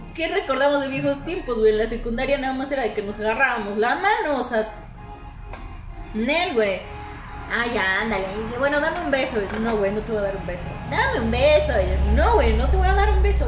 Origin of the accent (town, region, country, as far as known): Puebla, Mexico